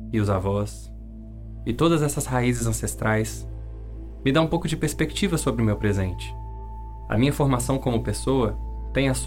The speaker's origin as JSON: {"language": "Portuguese", "town": "Brasília", "region": "Federal District", "country": "Brazil", "tie": "born or raised there", "also_born_or_lived": "Belo Horizonte", "said": "Eu sou mineiro, filho dos também mineiros Zélia e Paulo, e vim para Brasília com apenas 5 anos de idade."}